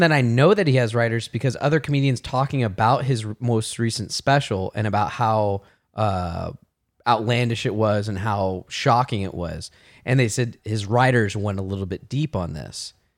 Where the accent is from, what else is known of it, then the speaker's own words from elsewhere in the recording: Martinez, California, United States; I grew up in Martinez